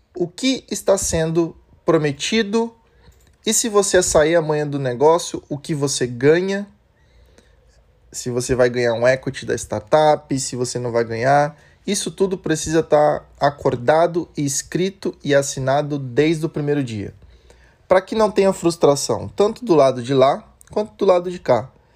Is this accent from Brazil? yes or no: yes; Brazil; A gente, como bom brasileiro